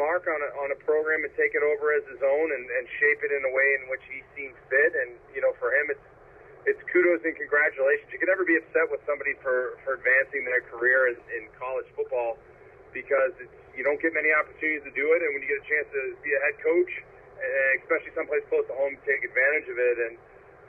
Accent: Ohio, United States; Growing up in Ohio

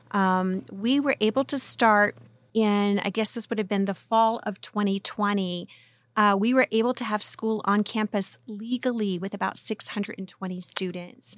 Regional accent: West Virginia, United States; moved away as an adult; now in California, United States; I'm originally from the hills of West Virginia.

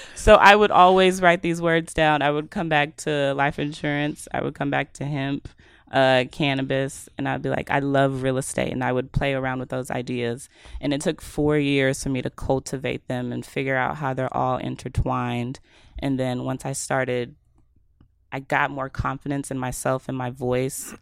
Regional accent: Mesquite, Texas, United States; also born or lived in West Dallas; now in Dallas, United States; I grew up in Mesquite

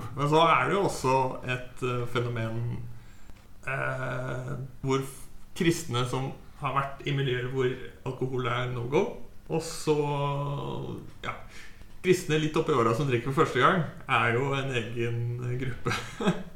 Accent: Halden, Østfold, Norway; jeg hadde jo en kompisgjeng hjemme i Halden.

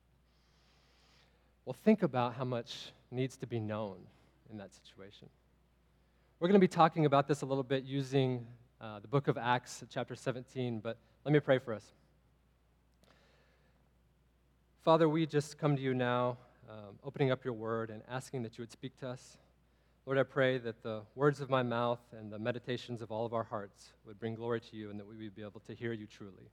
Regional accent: Texas, United States; I'm from Texas as well.

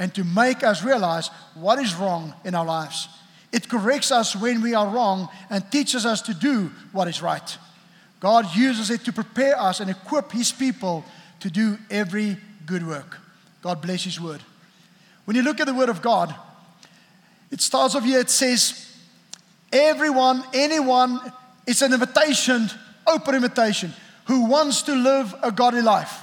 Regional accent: South Africa; I grew up in South Africa

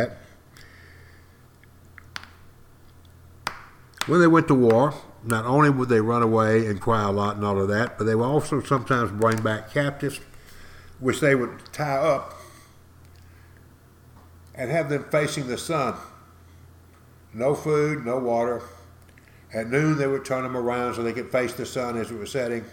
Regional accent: East Texas, United States; accent: East Texas; my East Texas accent

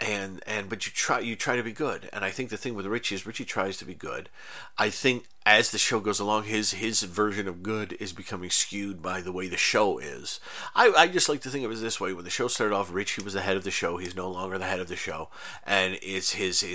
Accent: United States; as a American guy, a white guy

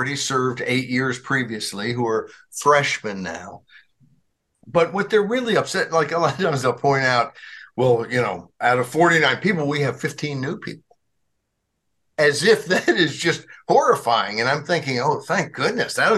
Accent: Arkansas, United States; in Arkansas, my home state where I grew up

